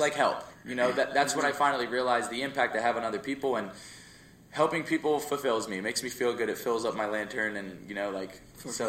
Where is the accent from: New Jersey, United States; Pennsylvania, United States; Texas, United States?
New Jersey, United States; Jersey Shore; we moved to Jersey Shore